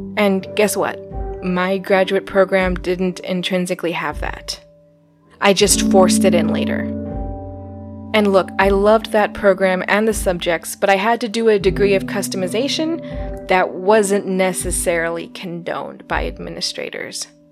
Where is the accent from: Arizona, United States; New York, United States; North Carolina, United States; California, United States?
Arizona, United States; born or raised there; moved away as an adult